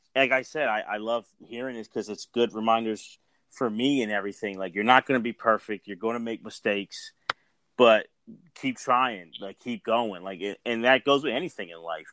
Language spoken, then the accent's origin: English; Philadelphia, Pennsylvania, United States; I'm Philly. I'm from Philly.